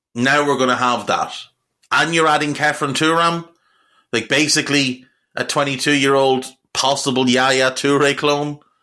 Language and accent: English; Navan, Leinster, Ireland; My hometown is Navan in County Meath in Ireland. That's where I'm from. It's where I grew up.